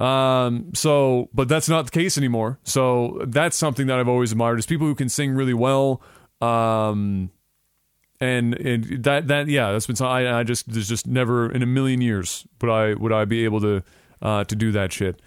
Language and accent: English; Canada